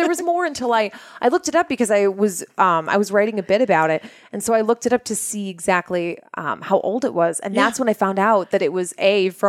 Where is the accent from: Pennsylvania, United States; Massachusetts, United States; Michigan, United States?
Massachusetts, United States; Lynn; I grew up in Lynn, Massachusetts, which is a horrible garbage fire of a city.